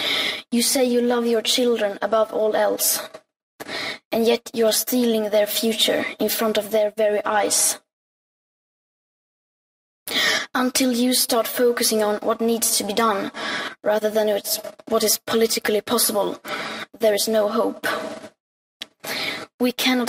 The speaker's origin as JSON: {"language": "English", "country": "Sweden", "said": "I am 15 years old and I'm from Sweden"}